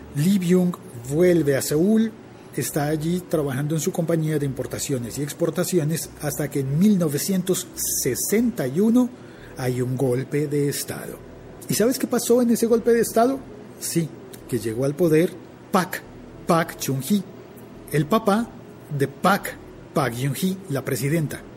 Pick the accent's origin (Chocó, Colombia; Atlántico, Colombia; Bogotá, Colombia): Bogotá, Colombia; yo crecí en mi ciudad, en Bogotá